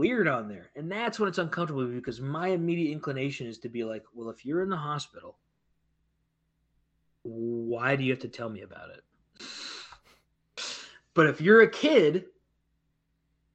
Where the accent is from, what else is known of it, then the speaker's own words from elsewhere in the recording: United States; I'm from America